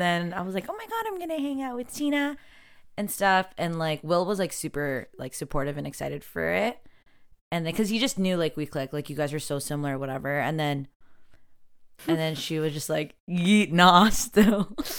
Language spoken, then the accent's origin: English; Toronto, Ontario, Canada; I'm also from Rexdale